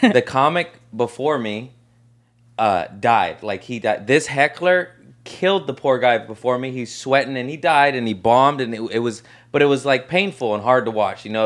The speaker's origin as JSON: {"language": "English", "town": "Torrance", "region": "California", "country": "United States", "tie": "born or raised there", "said": "Torrance, L A area"}